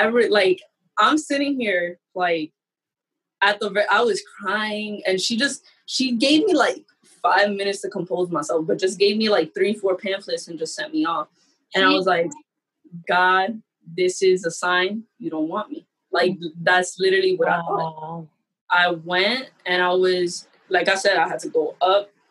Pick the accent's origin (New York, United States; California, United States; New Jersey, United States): New York, United States; New York City; I'm from the Bronx. And so my college was upstate New York